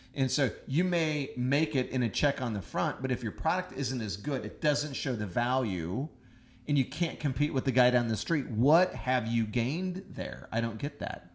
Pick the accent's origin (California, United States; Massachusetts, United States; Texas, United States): Texas, United States; Houston; I grew up in Houston